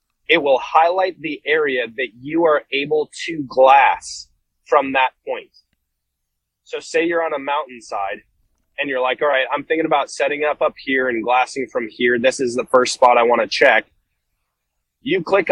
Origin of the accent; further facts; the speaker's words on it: Wisconsin, United States; coming from the Midwest, yeah, you could, like, growing up in Wisconsin